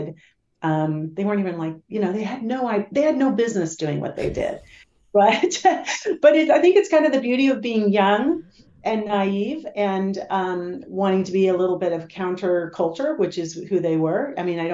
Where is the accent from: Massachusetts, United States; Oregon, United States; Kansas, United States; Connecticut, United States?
Oregon, United States; Willamette Valley; also born or lived in Los Gatos, California; we moved up here to the Willamette Valley back in 1968